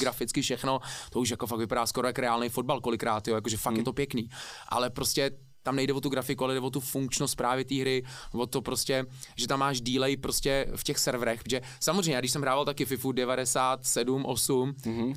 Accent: Prague, Czechia; also born or lived in New Zealand; jako malý jsem žil v Karlíně, tam asi do 6 let mm-hmm. a pak od 6 let bydlím jako v Nuslích, takže 32 let bydlím v Nuslích, jsem vlastně dá se říct rodilej Nuselák

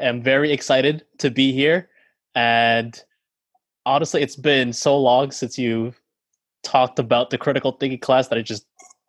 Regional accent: Worcester, Massachusetts, United States; born there; So story goes, I was born on 1998 here in Worcester, Massachusetts. We stayed here for a year or so.

